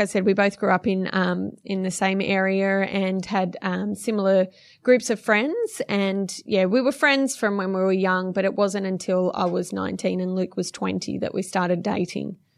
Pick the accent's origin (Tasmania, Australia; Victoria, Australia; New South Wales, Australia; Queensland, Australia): New South Wales, Australia; Blacktown; I was uh, born and raised in Blacktown, western suburbs of Sydney